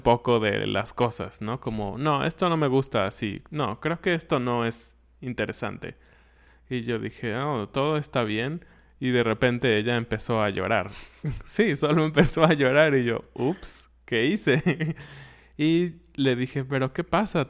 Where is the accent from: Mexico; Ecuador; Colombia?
Mexico; yo lo pienso como mexicano